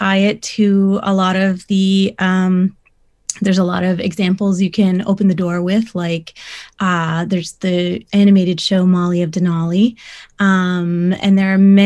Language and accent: English; Six Nations Reserve, Ontario, Canada; I grew up on the Six Nations Reserve